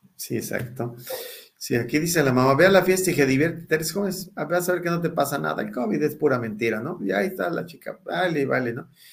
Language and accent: Spanish; Mexico; yo llegué como buen mexicano